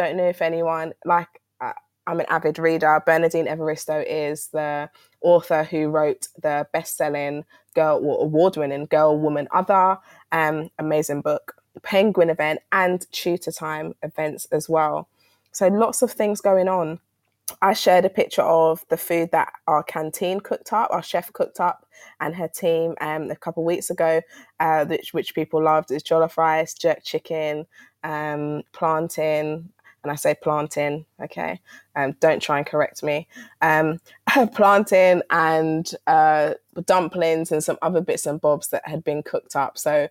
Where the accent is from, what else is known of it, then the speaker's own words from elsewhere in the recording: London, United Kingdom; I'm from South London and Peckham's around the corner.